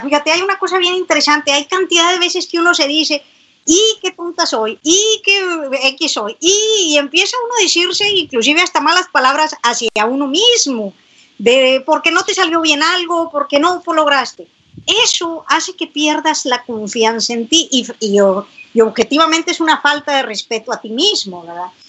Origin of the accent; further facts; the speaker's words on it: San Buenaventura, Coahuila, Mexico; acá en mi tierra, yo soy de San Buenaventura, Coahuila